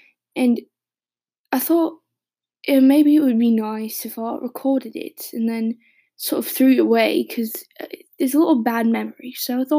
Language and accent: English; England, United Kingdom; now in Boston, United States; I live in Boston, Mass, but I'm originally English, or at least my mum was.